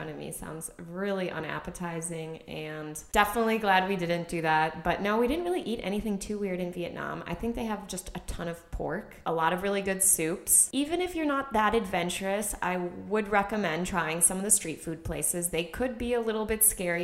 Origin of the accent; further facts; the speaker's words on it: United States; as an American